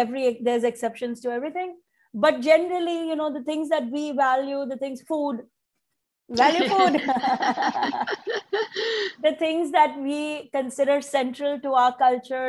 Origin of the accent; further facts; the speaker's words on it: India; now in United States; I'm an Indian immigrant mom in America